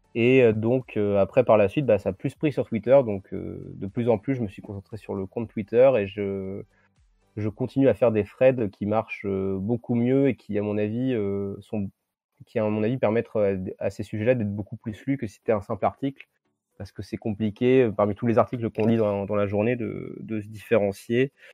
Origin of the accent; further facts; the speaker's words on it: Saint-Germain-de-Lusignan, Nouvelle-Aquitaine, France; dans mon patelin du coin. Donc c'était euh, à Saint-Germain-de-Lusignan, en Charente-Maritime